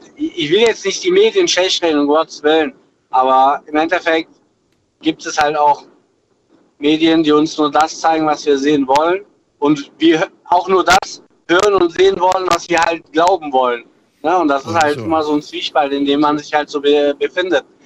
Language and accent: German; Wachtberg, North Rhine-Westphalia, Germany; ich komme ursprünglich aus Wachtberg